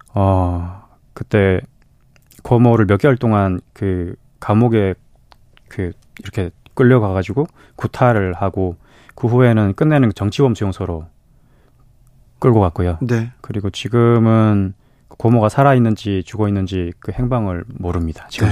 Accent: North Korea; now in South Korea; 제가 또 나서 자란 곳이기도 하고

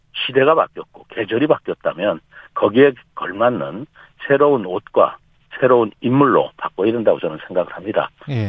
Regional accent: Chungcheong, South Korea; 저는 이 충청 지역에서 뭐 학교도 나오고 잘하고 배우고 또 충청 지역에서 쭉 일을 해왔고요. 아. 이제까지 충청 지역을 떠나본 적이 없습니다.

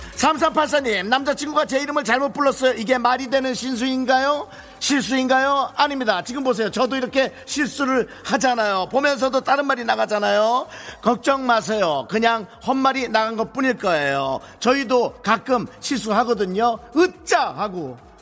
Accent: South Korea; 내가 한국 사람이라 그런지 몰라도

